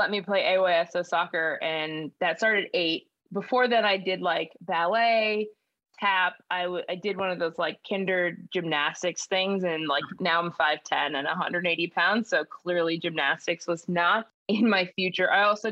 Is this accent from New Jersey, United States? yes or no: no; Los Angeles, California, United States; moved away as an adult; Born and raised in Los Angeles, California